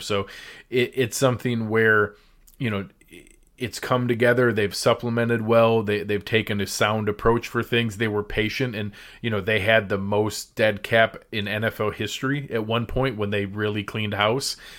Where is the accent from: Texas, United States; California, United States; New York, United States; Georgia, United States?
New York, United States; Western; moved away; I'm born and raised in Western New York